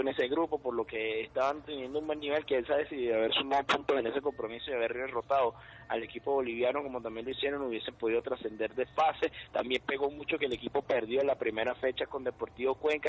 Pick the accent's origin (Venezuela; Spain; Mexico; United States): Venezuela